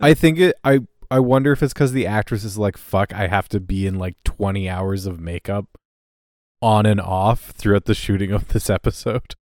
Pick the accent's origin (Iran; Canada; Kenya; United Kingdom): Canada